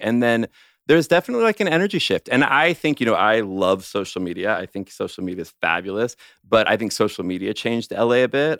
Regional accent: Los Angeles, California, United States; moved away as an adult; I grew up in Los Angeles. I'm a total Southern California boy my whole life

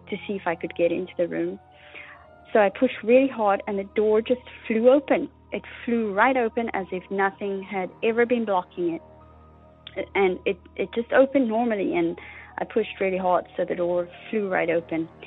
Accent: South Africa; now in Canada; I'm calling from Canada. I heard your appeal for stories on the last episode and decided to call in with my story. So I grew up in South Africa

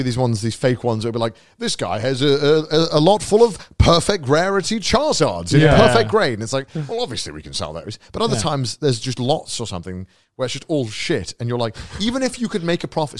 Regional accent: United Kingdom; we're British.

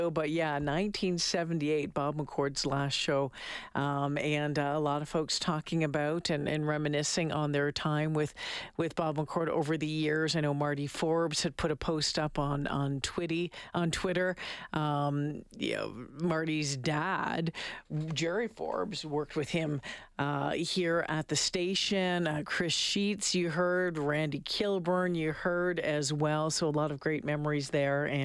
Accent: Austria; Very emotional. Extraordinary woman. We are from Austria here and we got goosebumps.

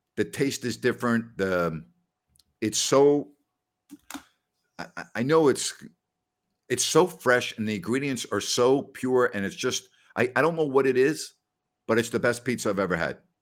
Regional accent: New York City, New York, United States; also born or lived in Decatur, Illinois; I'm from New York.

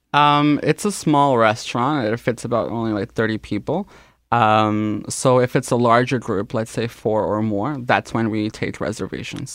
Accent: Canada; born or raised there; first language Spanish; English is a second language

